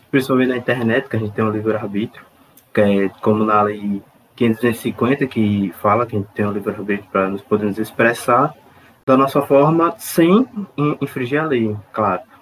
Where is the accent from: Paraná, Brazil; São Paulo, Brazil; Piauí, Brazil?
Paraná, Brazil; Curitiba; Eu sou de Curitiba, é uma cidade muito reservadinha, eu tenho muita educação para falar com as pessoas.